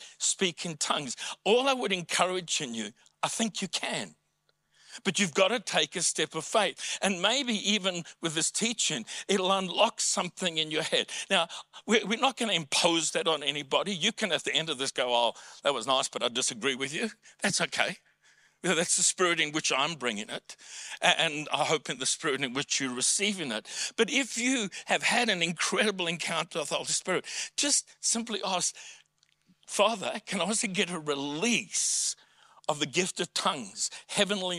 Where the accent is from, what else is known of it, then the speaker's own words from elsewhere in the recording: South Africa; accent: South African; first language English; now in Australia; For me, my mother tongue is English with a South African accent.